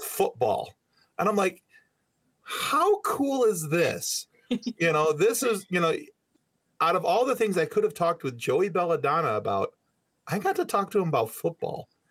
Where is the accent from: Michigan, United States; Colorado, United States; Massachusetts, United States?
Michigan, United States; we're from Michigan